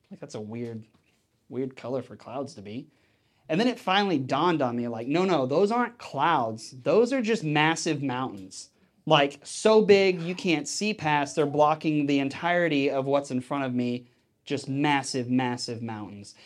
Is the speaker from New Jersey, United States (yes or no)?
no; Texas, United States; when I was growing up in Texas